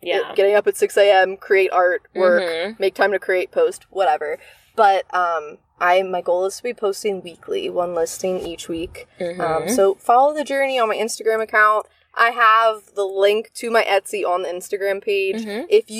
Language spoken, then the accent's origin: English; Northeast, United States; I grew up in the Northeast. People, at least when I was younger, weren't speaking Spanish as mm-hmm. much there.